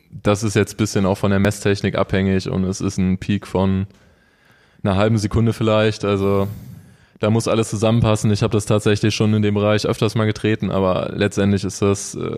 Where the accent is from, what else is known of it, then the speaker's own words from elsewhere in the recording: Neuwied, Rhineland-Palatinate, Germany; born there; ich bin gebürtig aus Neuwied und habe eigentlich mit dem Mountainbiken angefangen, mit 16 ungefähr